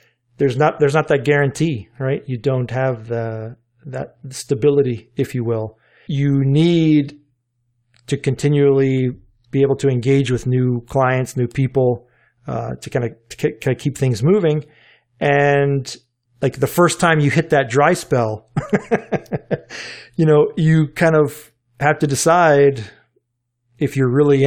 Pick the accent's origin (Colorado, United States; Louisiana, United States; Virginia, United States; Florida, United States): Virginia, United States; Richmond; So being in Richmond, Virginia, I grew up in Andy Leonard's backyard, right?